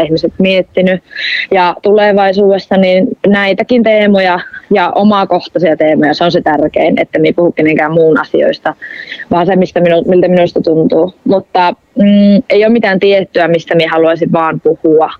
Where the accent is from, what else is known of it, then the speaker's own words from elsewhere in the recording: Rovaniemi, Lapland, Finland; accent: northern; minä oon syntynyt Rovaniemellä ja mä oon myös kasvanut Rovaniemellä